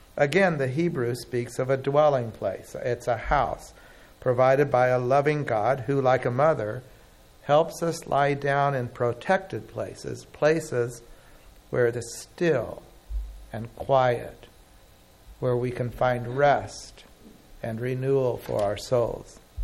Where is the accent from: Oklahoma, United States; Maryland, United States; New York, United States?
Oklahoma, United States; I grew up in Oklahoma